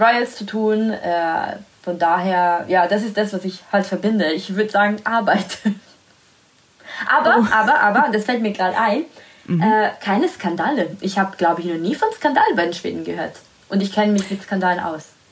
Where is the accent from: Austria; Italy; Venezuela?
Italy; German is a second language; moved away; da, wo ich herkomme, Italien